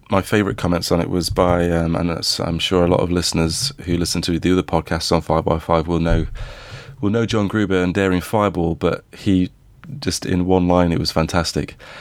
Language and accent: English; Midlands, United Kingdom; I grew up in the Midlands.